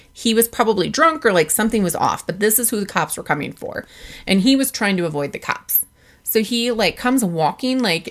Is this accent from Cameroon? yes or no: no; Midwest, United States; moved away; what we call it in the Midwest